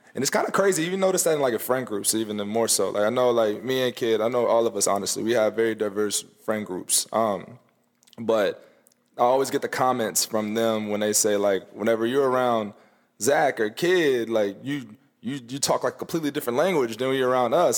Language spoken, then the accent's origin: English; the South, United States; growing up in the South